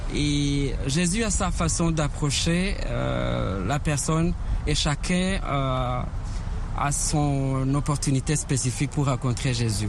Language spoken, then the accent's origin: French; Rwanda; Je suis euh, originaire du Rwanda